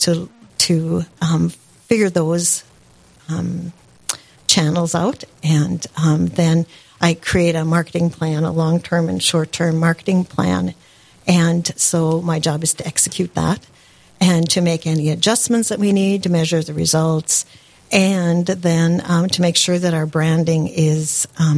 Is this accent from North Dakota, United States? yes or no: yes; Park River, North Dakota, United States; moved away as an adult; now in Fargo, United States; I was born and raised in Park River, North Dakota.